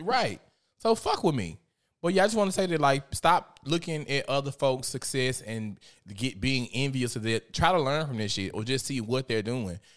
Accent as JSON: {"language": "English", "town": "Memphis", "region": "Tennessee", "country": "United States", "said": "I'm from Memphis"}